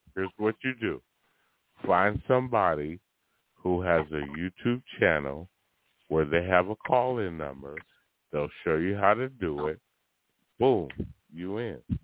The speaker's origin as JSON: {"language": "English", "town": "Oakland", "region": "California", "country": "United States", "tie": "born or raised there", "said": "I'm born and bred Northern California. I'm from Oakland, San Francisco."}